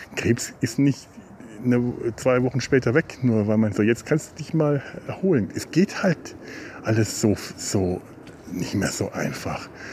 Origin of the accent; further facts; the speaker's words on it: Werneck, Bavaria, Germany; now in Cologne, Germany; Dafür ist es einfach meine alte Heimat. Die ist Teil von mir. Die ist so sehr Teil von mir. So sehr werde ich in Köln nie verwurzelt sein, dass meine eigentlichen Wurzeln nicht letzten Endes doch hier sind